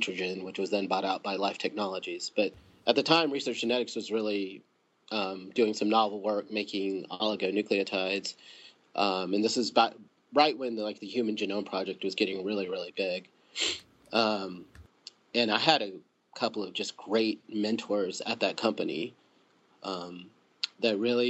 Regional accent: Huntsville, Alabama, United States; moved away as an adult; also born or lived in Florida / Georgia; grew up in Huntsville, Alabama

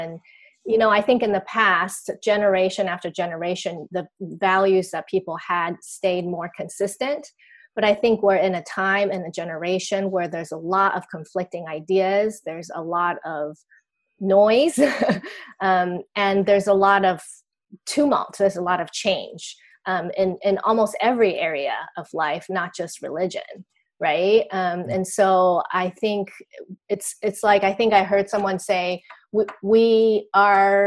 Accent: Taiwan; I grew up in Taiwan, where I am still.

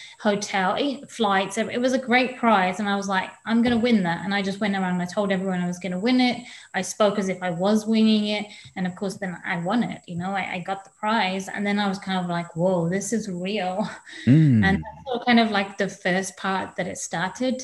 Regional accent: England, United Kingdom; born or raised there; moved away

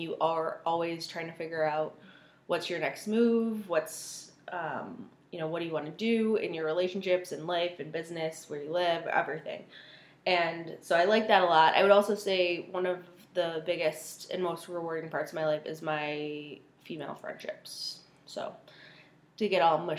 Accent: Buffalo, New York, United States; also born or lived in England; My parents came here when I was 4 years old, and we've lived in the Buffalo area ever since

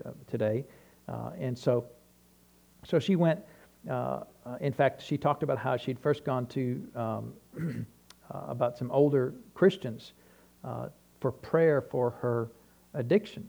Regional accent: New Hampshire, United States; I grew up in New Hampshire

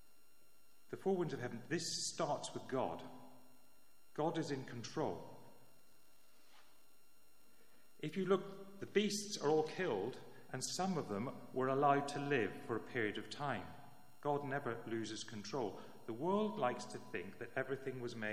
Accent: Northern Ireland, United Kingdom; When I was growing up in Northern Ireland

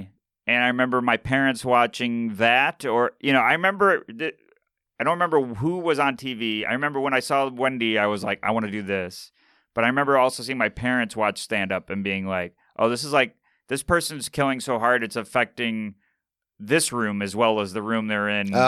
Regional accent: Syracuse, New York, United States; now in New York City, United States; I'm from Syracuse, New York, which is upstate New York, center of the state. It's 2 hours from everywhere. I grew up there, started there, moved to New York City around 2017.

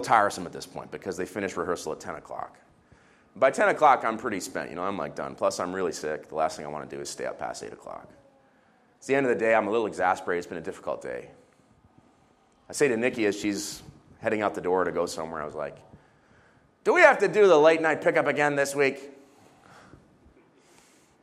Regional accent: Israel; I was growing up in the Middle East

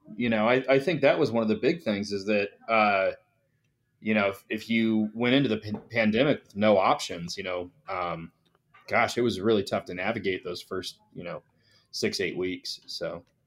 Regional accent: northern Colorado, United States; we grew up in Colorado and grew up in northern Colorado

